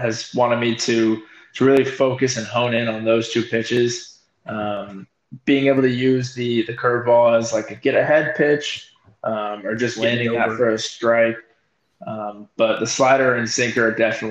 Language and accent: English; Arizona, United States; I'm from Arizona